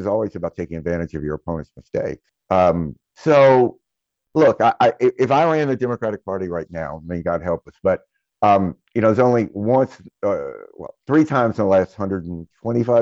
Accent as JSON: {"language": "English", "region": "Mississippi", "country": "United States", "tie": "born or raised there", "said": "I grew up in Mississippi"}